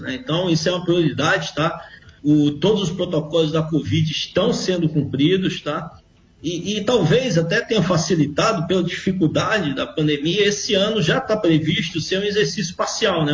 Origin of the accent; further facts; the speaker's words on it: Brazil; Nós somos brasileiros